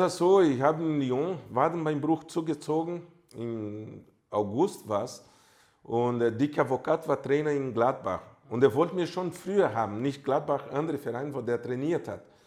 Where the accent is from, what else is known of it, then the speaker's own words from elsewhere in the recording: Brazil; German is a second language; moved away as an adult; also born or lived in Germany; ich bin halt Brasilianer